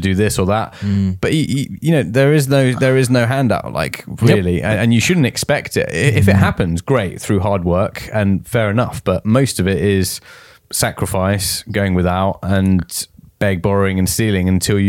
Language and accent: English; near Portsmouth, South East England, United Kingdom; near my home roots